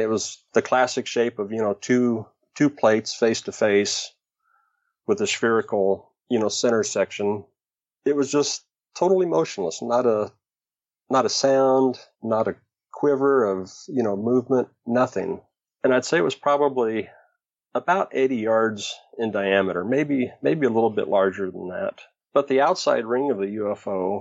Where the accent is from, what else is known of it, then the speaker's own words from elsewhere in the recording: Riverton, Wyoming, United States; now in Oregon, United States; I was born pretty much in the geographical center of Wyoming, a town called Riverton